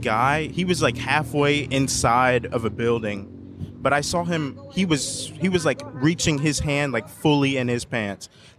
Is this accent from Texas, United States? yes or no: no; Georgia, United States; because I'm from Georgia.